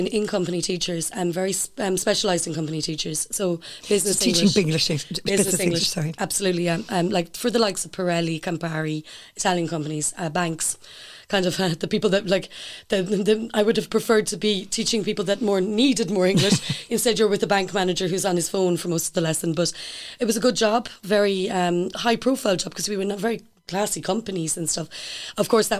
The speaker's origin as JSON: {"language": "English", "country": "Ireland", "moved": "as an adult", "lives_now": "Italy", "said": "as Irish people"}